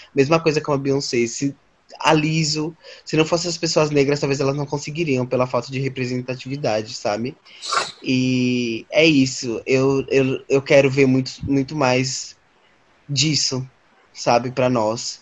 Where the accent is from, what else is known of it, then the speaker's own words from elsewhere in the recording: São Paulo, Brazil; lá na, na Brasilândia, lá na minha quebrada